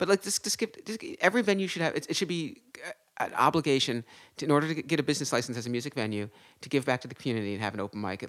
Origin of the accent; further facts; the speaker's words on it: Philadelphia, Pennsylvania, United States; moved away as an adult; also born or lived in Syracuse, New York; now in New York, United States; So my birth certificate is New York, Syracuse, but we're really from Philadelphia.